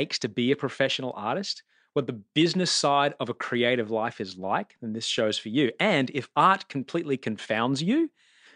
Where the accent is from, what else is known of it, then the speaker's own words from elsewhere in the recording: Brisbane, Queensland, Australia; growing up in Brisbane, where I grew up